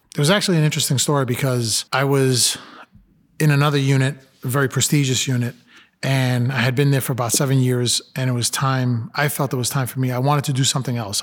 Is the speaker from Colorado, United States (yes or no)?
no; New York City, New York, United States; I'm a Latino, I grew up in Brooklyn